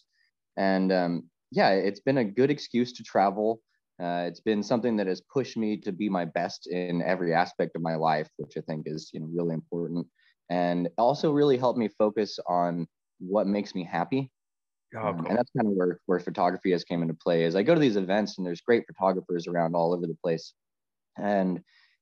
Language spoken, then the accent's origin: English; Los Angeles, California, United States; moved away as an adult; now in Northern California, United States; I grew up in Southern California, in the LA Metro. And then I moved up to Northern California